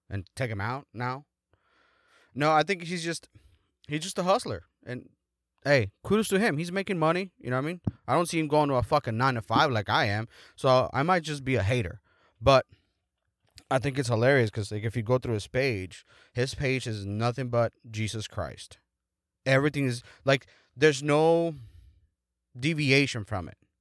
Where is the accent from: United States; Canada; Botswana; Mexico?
Mexico; moved away; in my hometown